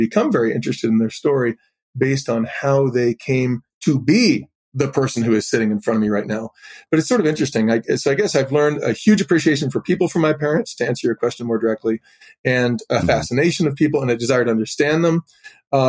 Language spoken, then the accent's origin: English; Boulder, Colorado, United States; I grew up in Boulder, Colorado